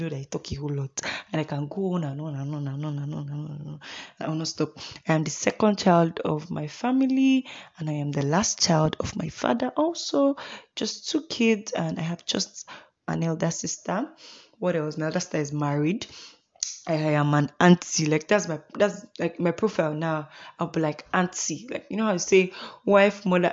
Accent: Imo, Nigeria; also born or lived in Uyo, Akwa Ibom State; now in Kaduna State, Nigeria; I am from Imo State in Nigeria. I am from Imbitolu.

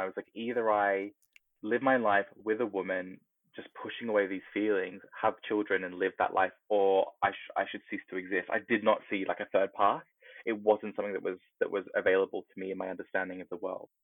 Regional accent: Australia; now in United Kingdom; growing up in Australia in, you know, the 90s

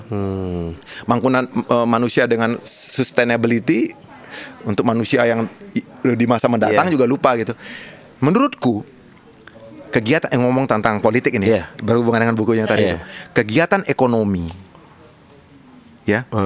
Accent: Bali, Indonesia; Bali berarti itu kan karena aku orang Bali kan.

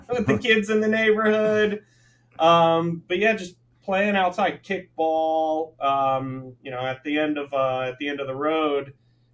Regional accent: Atlanta, Georgia, United States; moved away as an adult; also born or lived in Manhattan, New York / Florida Keys; now in Hawaii, United States; I was born in Manhattan, formative years in Atlanta.

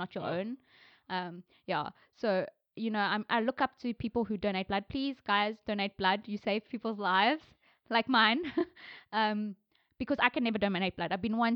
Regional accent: South Africa; I'm South Indian. I don't know from where I am in India. I'm very South African

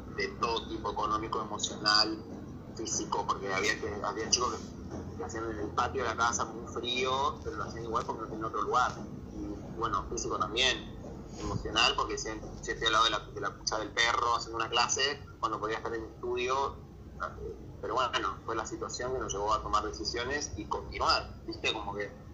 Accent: Barranqueras, Chaco, Argentina; moved away as an adult; also born or lived in Resistencia, Chaco; now in Buenos Aires, Argentina; Voy a ir a vivir en Resistencia, porque yo soy de Barranqueras, que es una localidad pegada a la capital de Chaco

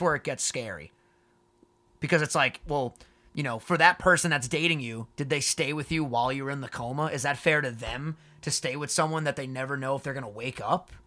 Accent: New York, United States; also born or lived in Long Island; We say New York

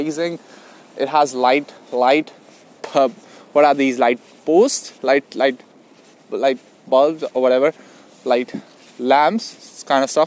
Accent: Delhi, India; moved away as an adult; now in Sydney, Australia; I moved to Sydney in February 2019. I'm from India, Delhi.

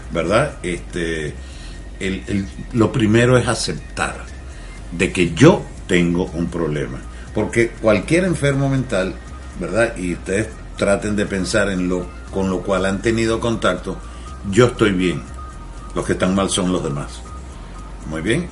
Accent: Venezuela; moved away; mi acento, porque soy de Venezuela

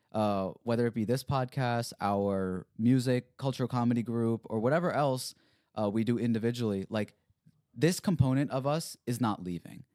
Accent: Bel Air, United States; growing up in Bel Air

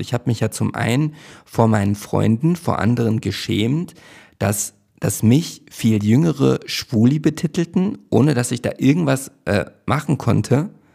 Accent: Hövelhof, North Rhine-Westphalia, Germany; also born or lived in Schloss Neuhaus; now in Berlin, Germany; Ich bin in Schloss Neuhaus zur Schule gegangen und in Hövelhof bin ich ja aufgewachsen

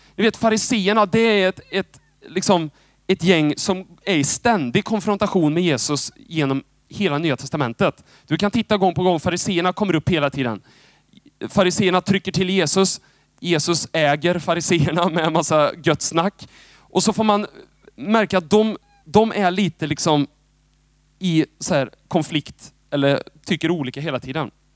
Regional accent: Moholm, Lugnås, Götene, Västra Götaland, Sweden; moved away as an adult; now in Jönköping, Sweden; jag, jag är född i liksom Moholm. Eh, lite uppväxt i Lugnås. Och sen har jag bott i Götene stora delar.

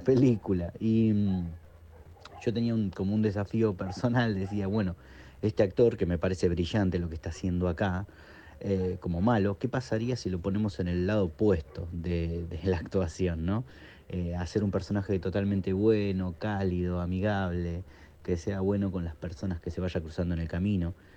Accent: Quilmes, Buenos Aires Province, Argentina; en Quilmes como un preestreno, que es de donde yo soy

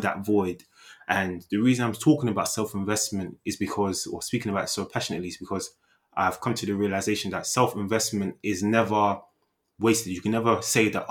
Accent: Nigeria; I'm Nigerian.

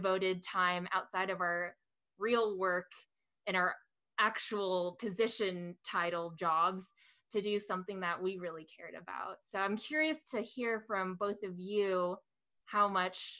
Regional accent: West Coast, United States; I was born and raised in the West Coast

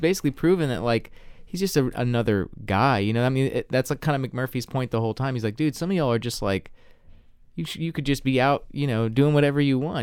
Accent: the South, United States

